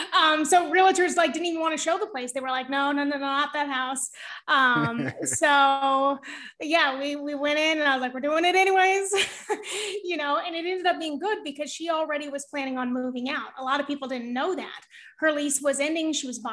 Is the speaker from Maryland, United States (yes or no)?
no; California, United States; now in Brooklyn, United States; Northern California.